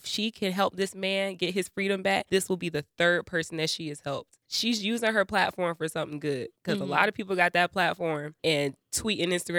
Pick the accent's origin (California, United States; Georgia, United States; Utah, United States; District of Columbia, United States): Georgia, United States; Atlanta; I'm also from Atlanta, Georgia, and I'm very excited to be joining this show. I am a proud Black woman